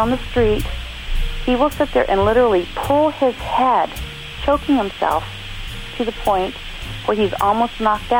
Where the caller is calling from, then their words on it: Lake Mathews, California, United States; I'm calling from Lake Matthews, California.